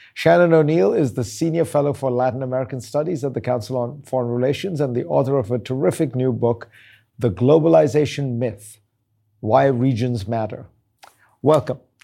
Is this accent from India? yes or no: yes; India; growing up in India